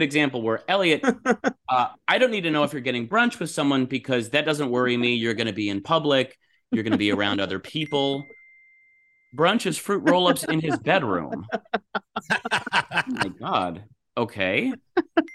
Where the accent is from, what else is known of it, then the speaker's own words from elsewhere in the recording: Los Angeles, California, United States; my hometown in Los Angeles